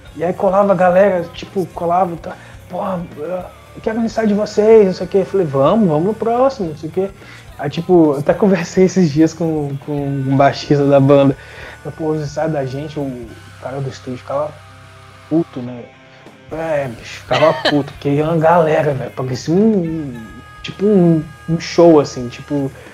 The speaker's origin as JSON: {"language": "Portuguese", "country": "Brazil", "said": "meu bairro, por exemplo, eu sou da Serra"}